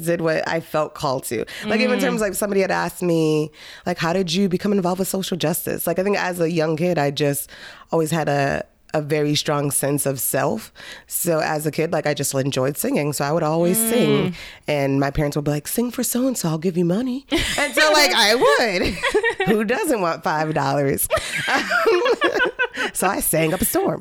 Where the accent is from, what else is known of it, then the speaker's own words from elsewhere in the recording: Lowell, Massachusetts, United States; my life growing up in Lowell was great. I grew up in the Acre, I love the Acre